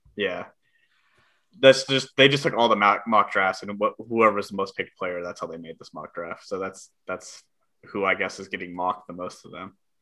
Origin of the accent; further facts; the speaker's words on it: California, United States; accent: California; my California accent